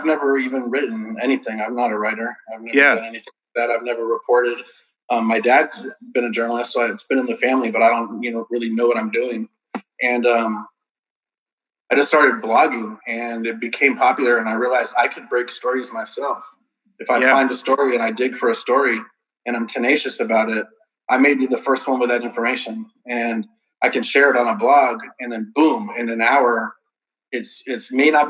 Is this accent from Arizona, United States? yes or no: yes; Tucson, Arizona, United States; also born or lived in Miami / Kentucky / Los Angeles; I was born in Miami, Florida. I've lived all over the country. I've lived in Kentucky, L.A., California. And then I grew up mostly in Tucson, Arizona. Then I moved to Texas. And I've been in Texas for a long time now.